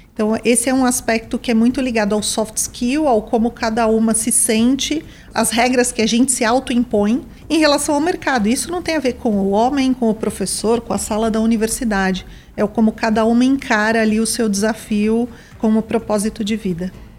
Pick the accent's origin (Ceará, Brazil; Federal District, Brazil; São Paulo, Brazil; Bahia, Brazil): São Paulo, Brazil; also born or lived in São Caetano do Sul; Eu nasci numa cidade do ABC, em São Caetano do Sul, mas fui criada em São Paulo